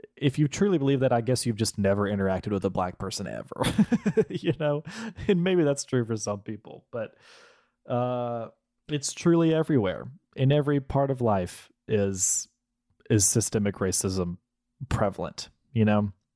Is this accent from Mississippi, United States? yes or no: yes; Mississippi, United States; growing up in Mississippi